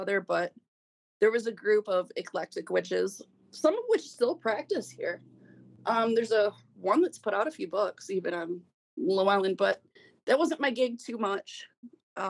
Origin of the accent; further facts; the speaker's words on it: Kalamazoo, Michigan, United States; I grew up here in Kalamazoo